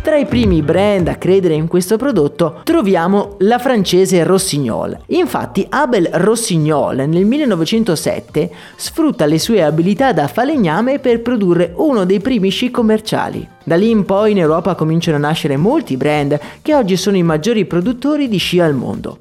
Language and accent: Italian; Agordo, Veneto, Italy; born or raised there